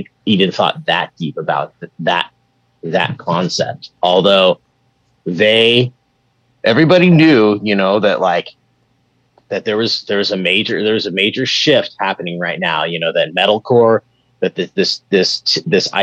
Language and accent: English; Bay Area, California, United States; growing up in the Bay Area and doing shows and networking and stuff